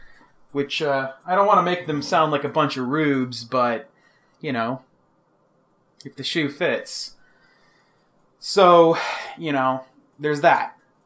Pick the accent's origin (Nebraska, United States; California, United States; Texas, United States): Texas, United States; Fort Worth; I'm from Fort Worth. I did most of my undergrad in Lubbock, Texas.